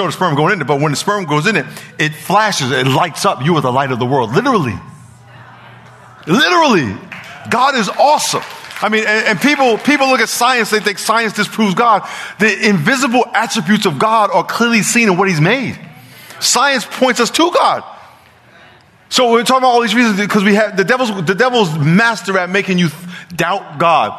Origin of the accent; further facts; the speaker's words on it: New York, United States; now in San Diego, United States; I'm from New York